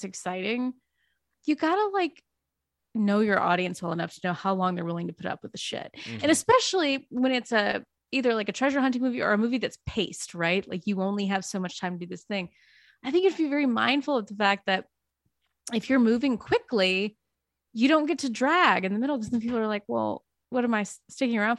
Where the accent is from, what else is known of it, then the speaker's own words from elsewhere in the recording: the South, United States; moved away; also born or lived in New York; I'm from the South